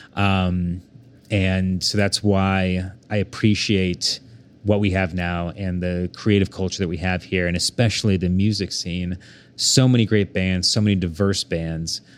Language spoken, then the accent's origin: English; Bethany, Oklahoma, United States; also born or lived in Saint Louis, Missouri; growing up in Bethany, Oklahoma